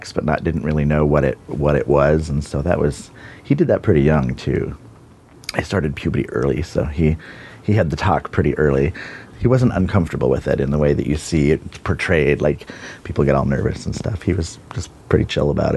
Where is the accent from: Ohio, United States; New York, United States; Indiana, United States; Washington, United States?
Washington, United States; Bonney Lake; I grew up in Bonnie Lake, Washington, and I'm 47